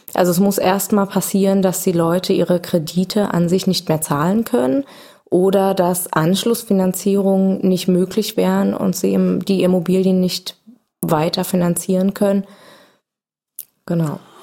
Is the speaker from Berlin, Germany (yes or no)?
yes; Berlin, Germany; als Berliner